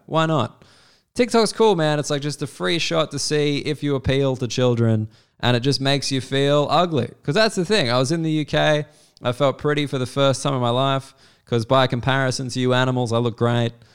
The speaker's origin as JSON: {"language": "English", "country": "Australia", "also_born_or_lived": "United Kingdom", "said": "as an Australian"}